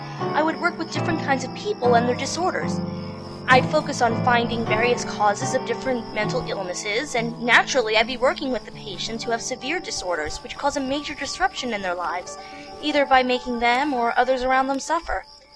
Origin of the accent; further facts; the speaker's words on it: Maine, United States; Well, I'm from Maine, so I'm kind of used to the snow and the cold.